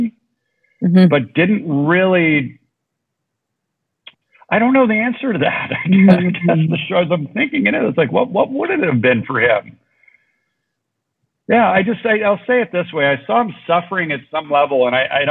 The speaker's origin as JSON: {"language": "English", "region": "Southern California", "country": "United States", "also_born_or_lived": "Orange County, California", "moved": "as an adult", "lives_now": "Mexico", "said": "we're both from Southern California. I now live in Mexico, but I was living in Orange County"}